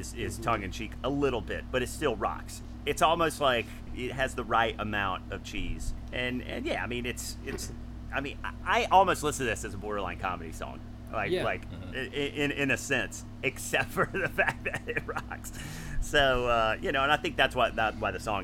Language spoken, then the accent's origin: English; the South, United States; when I was growing up in the South